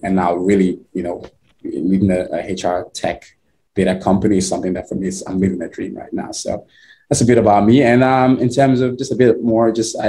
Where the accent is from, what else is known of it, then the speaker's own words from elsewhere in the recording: Nigeria; now in United States; So I am originally from Nigeria. Grew up in Nigeria. My early years and been in the US for over 10 years now.